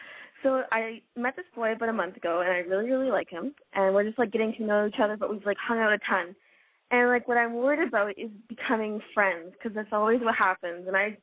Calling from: Toronto, Ontario, Canada; I'm calling from Toronto.

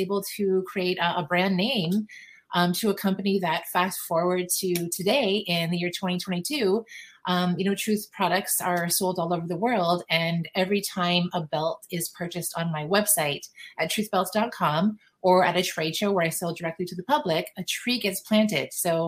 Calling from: Paris, Ontario, Canada; Paris, Ontario, Canada.

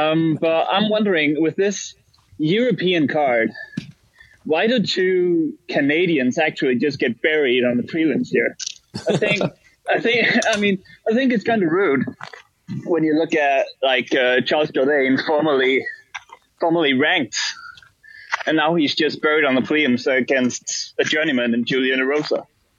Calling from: Denmark; I'm calling from Denmark.

